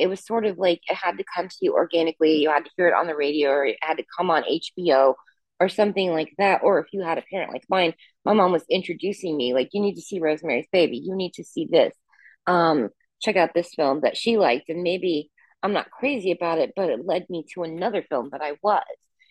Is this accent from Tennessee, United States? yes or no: no; Indianapolis, Indiana, United States; My hometown, I still live here. I live in the suburbs now, but I grew up in Indianapolis. And the thing is like people, because I studied English, they're like, you don't sound like you're from the Midwest.